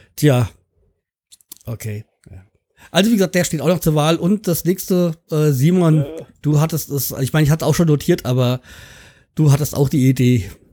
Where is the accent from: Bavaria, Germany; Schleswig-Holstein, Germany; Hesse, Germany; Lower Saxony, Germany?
Hesse, Germany; Hanau; Hanau 93, also ähm, mein Heimatverein